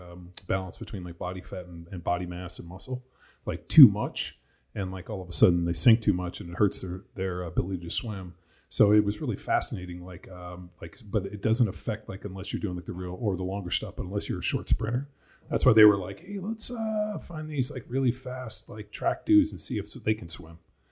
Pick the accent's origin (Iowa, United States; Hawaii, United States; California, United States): California, United States; And I grew up in Southern California.